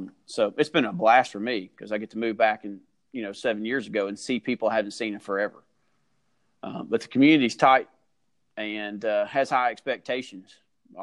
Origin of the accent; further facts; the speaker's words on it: Rome, Georgia, United States; also born or lived in Kentucky; And I grew up in a mill village. There's actually two or three mill villages in our school district